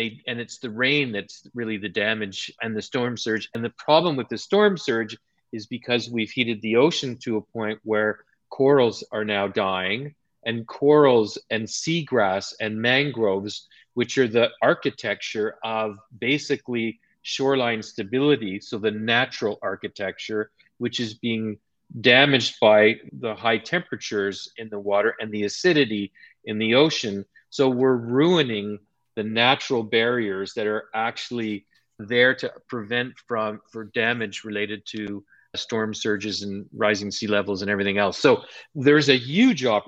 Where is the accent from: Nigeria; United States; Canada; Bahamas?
Canada; Montreal, Quebec; When I was a kid growing up in Montreal